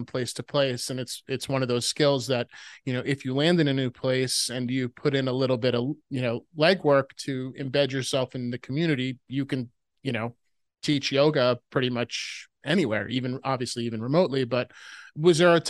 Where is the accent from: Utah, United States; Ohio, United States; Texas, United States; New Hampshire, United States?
New Hampshire, United States; Upper Valley of; moved away as an adult; now in Vermont, United States; I went to high school in the Upper Valley before I moved over the border to Vermont.